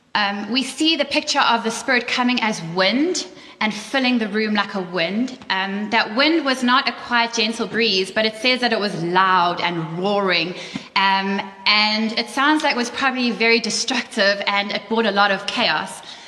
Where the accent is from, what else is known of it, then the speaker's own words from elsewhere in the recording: South Africa; moved away; we're from South Africa too